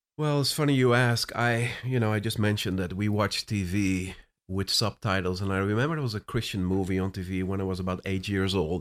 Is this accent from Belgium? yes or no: no; Netherlands; English is a second language; moved away as an adult; also born or lived in Cape Town, South Africa; now in Orlando, United States; I was born and raised in the Netherlands, but ended up in South Africa prior to coming to the U S